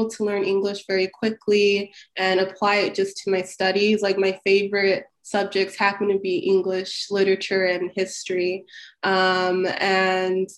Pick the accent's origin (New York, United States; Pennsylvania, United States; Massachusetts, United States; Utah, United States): Utah, United States; Salt Lake City; born or raised there; English is a second language; moved away as an adult; also born or lived in Cairo, Egypt / South Sudan; now in Washington DC, United States